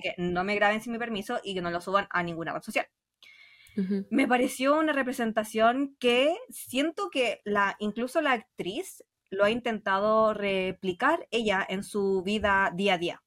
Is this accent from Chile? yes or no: yes; Chile; soy chilena.